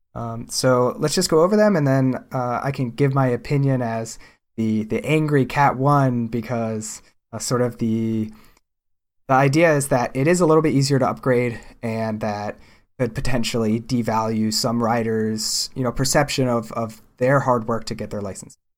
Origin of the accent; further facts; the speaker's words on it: Pennsylvania, United States; growing up in Pennsylvania